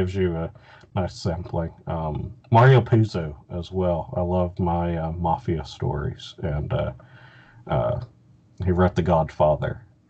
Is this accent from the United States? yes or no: yes; Southern United States, United States; but it's just as much about growing up. Growing up in the South, And, you know, I think that's just, you know, those kind of stories really resonate with me.